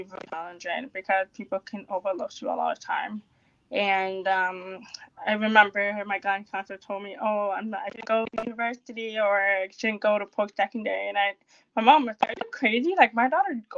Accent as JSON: {"language": "English", "town": "Toronto", "region": "Ontario", "country": "Canada", "said": "I'm from Canada, Toronto"}